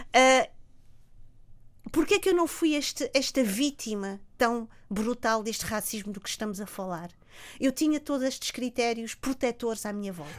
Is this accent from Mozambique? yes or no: yes; Mozambique; moved away; Eu olho para Moçambique, isso é importante dizê-lo, como um país belíssimo, um país onde eu nasci, um país que é verdade, não faz parte do meu dia a dia